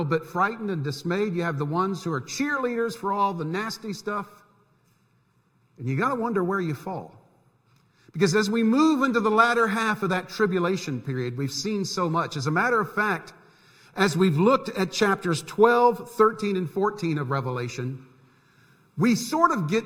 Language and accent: English; Central Florida, United States; moved away; When I was growing up in Central Florida, we had snowbirds down there too